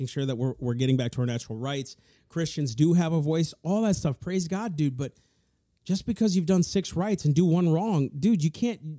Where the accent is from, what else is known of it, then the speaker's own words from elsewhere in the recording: United States; I'm an American, man. Matter of fact, I'll take it a step further. I'm a Native American. I was born here